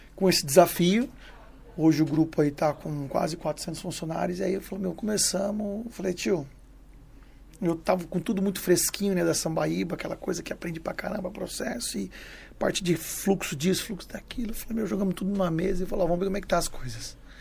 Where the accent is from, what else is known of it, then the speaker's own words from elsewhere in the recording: Mato Grosso, Brazil; now in São Paulo, Brazil; Eu morava na, no Mato Grosso, nascido e criado no Mato Grosso, lá morava, era, morava na fazenda com meus pais